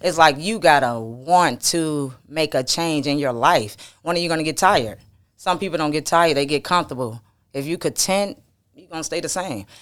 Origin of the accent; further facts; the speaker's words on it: the South, United States; I'm from the South